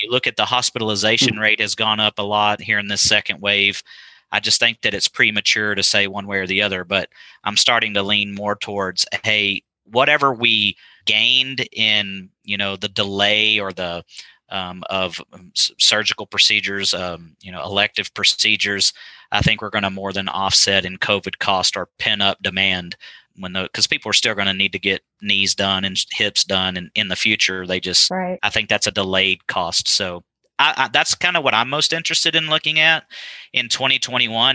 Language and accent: English; West Texas, United States; now in Amarillo, United States; I, am a native Texan. I grew up in West Texas.